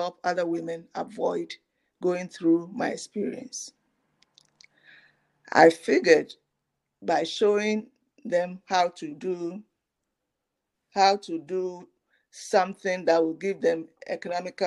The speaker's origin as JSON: {"language": "English", "country": "Ghana", "tie": "born or raised there", "said": "My experience is growing up in Ghana"}